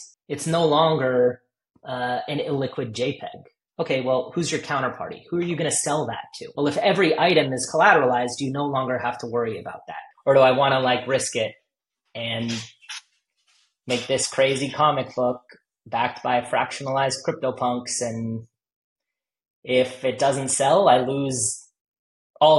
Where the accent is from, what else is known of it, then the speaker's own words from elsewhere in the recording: Los Angeles, California, United States; I grew up